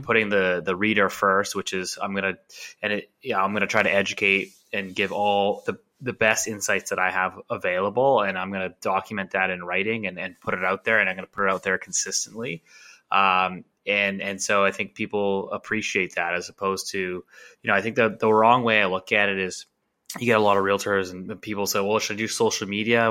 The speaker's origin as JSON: {"language": "English", "town": "Vancouver", "region": "British Columbia", "country": "Canada", "tie": "born or raised there", "said": "born and raised in Vancouver"}